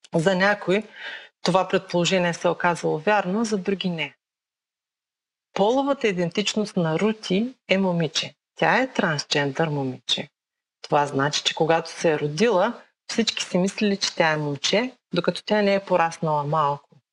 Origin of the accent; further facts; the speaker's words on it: Bulgaria; moved away as an adult; now in Kentucky, United States; Родена съм в България.